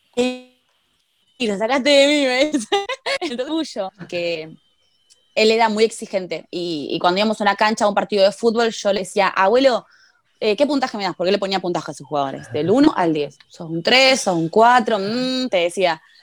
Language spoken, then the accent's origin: Spanish; Argentina